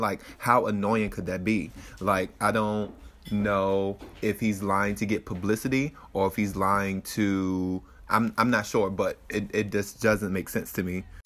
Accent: Richmond, Virginia, United States; moved away as an adult; now in Santa Ana, United States; I am from Richmond, Virginia, and I moved to Santa Ana, California.

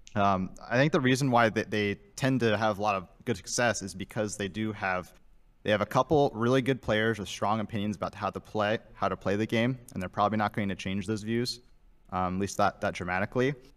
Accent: Fort Wayne, Indiana, United States; Fort Wayne, Indiana

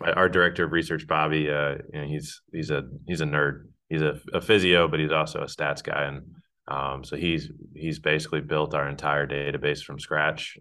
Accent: Northeast, United States; moved away as an adult; now in North Carolina, United States; I'm from the Northeast

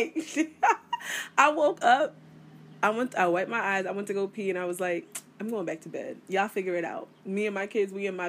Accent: United States; I am West Indian, but I'm American. I mean, I was born here. My parents are from the islands.

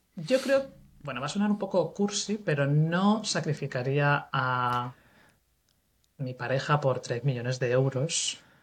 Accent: Cuenca, Castilla-La Mancha, Spain; moved away as an adult; also born or lived in Bristol; soy de Cuenca

